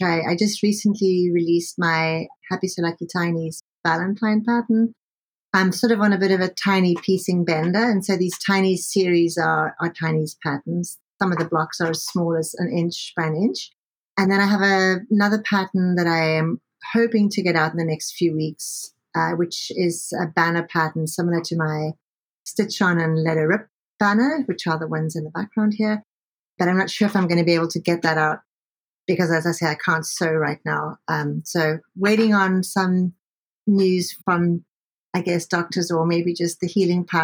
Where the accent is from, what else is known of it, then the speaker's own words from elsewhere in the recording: Cape Town, Western Cape, South Africa; also born or lived in Dubai / London, United Kingdom; now in Canada; I'm originally from Cape Town, South Africa